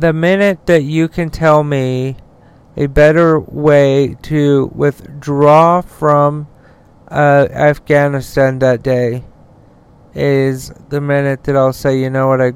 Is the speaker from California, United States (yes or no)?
no; Utah, United States; my home state of Utah